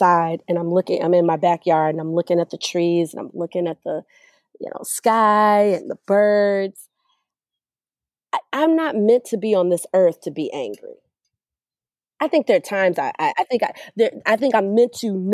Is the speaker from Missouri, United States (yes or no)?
no; Evanston, Illinois, United States; also born or lived in Skokie, Illinois; growing up, going to some of the top schools in the Chicagoland area, growing up in Evanston, Skokie